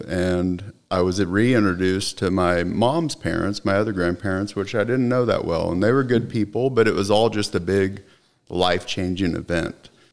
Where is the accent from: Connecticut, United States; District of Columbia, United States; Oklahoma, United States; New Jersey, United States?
Oklahoma, United States; Oklahoma City; also born or lived in Austin, Texas; now in Plano, United States; she decided that we would, uh, move back to Oklahoma City